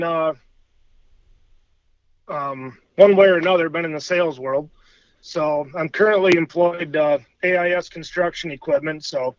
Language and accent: English; Clare, Michigan, United States; also born or lived in Mount Pleasant, Michigan; So I'm originally from Clare, Michigan. Born and raised just north of Clare. And from that point, graduating high school and moved into the Mount Pleasant area. So I've been basically mid-Michigan most of my life.